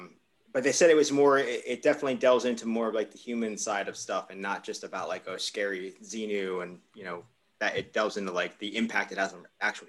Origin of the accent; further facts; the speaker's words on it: United States; I'm from the United States.